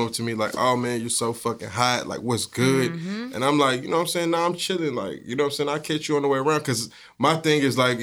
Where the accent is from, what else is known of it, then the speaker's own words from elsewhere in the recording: Texas, United States; they knew I was from Texas and I was just country dumb.